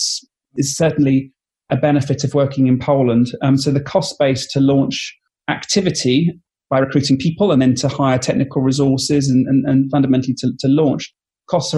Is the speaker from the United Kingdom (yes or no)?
yes; United Kingdom; I'm British